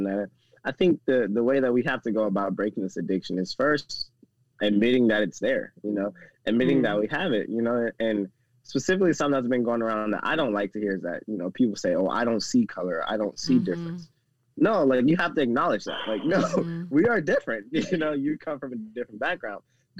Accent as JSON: {"language": "English", "region": "the South", "country": "United States", "said": "because, again, I'm from the South."}